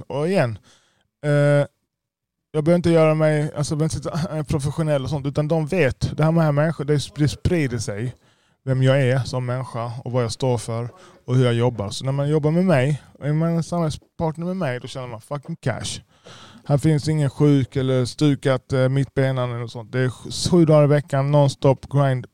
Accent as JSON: {"language": "Swedish", "town": "Lund", "region": "Skåne", "country": "Sweden", "tie": "born or raised there", "said": "jag är själv född i Lund. Jag har inte, jag har inte invandrat till Sverige."}